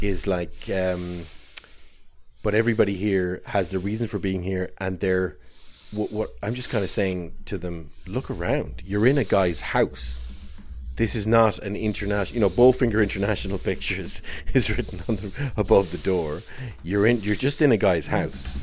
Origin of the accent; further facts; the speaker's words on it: Ireland; accent: Irish; I can't really do my own Irish accent